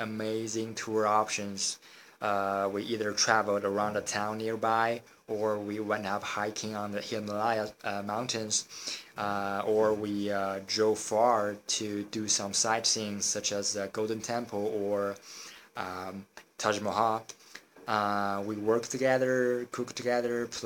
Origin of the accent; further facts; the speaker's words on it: China; I come from China